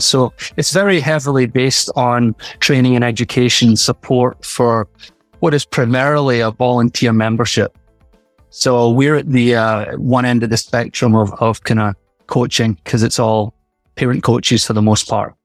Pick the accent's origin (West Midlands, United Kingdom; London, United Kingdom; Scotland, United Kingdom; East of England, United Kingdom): Scotland, United Kingdom; moved away; growing up in Scotland